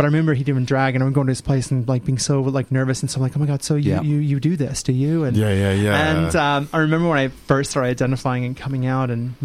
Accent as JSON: {"language": "English", "town": "St. Louis", "region": "Missouri", "country": "United States", "tie": "born or raised there", "moved": "yes", "lives_now": "Melbourne, Australia", "said": "growing up in the Midwest in St. Louis"}